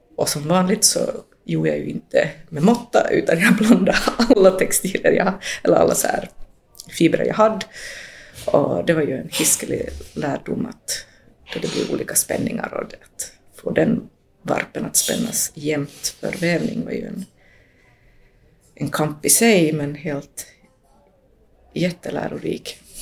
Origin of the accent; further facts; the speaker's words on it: Finland; also born or lived in Latin America (born) / Jakobstad region, Ostrobothnia; jag som finlandssvensk